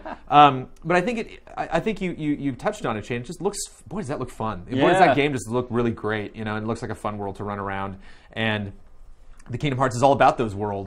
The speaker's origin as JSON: {"language": "English", "region": "Southern California", "country": "United States", "tie": "born or raised there", "said": "I grew up in SoCal"}